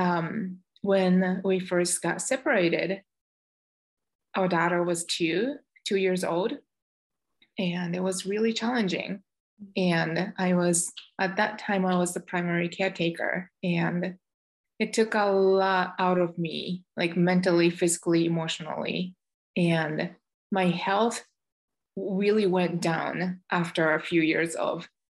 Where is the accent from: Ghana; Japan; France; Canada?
Japan; moved away as an adult; also born or lived in Michigan, United States; now in United States; I was born and raised in Japan, and I came over to the United States over 20 years ago as an exchange student